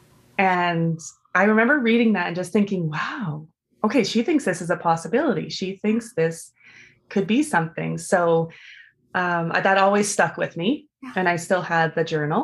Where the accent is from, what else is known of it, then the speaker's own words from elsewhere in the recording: Vancouver, British Columbia, Canada; I grew up in Vancouver.